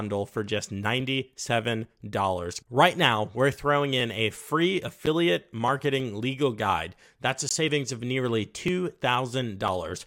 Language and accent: English; United States; I'm from the United States